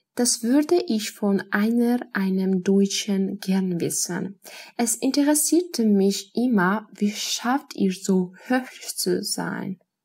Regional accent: Georgia; German is a second language; ich komme aus Georgien

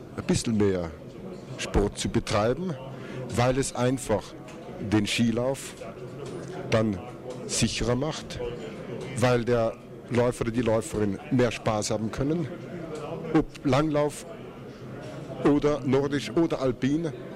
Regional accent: Austria; bei uns in Österreich

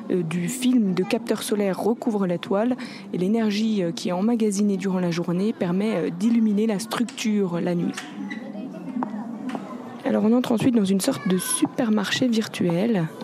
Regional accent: Germany; On est entré parce qu'on est allemand en fait, c'est pour ça.

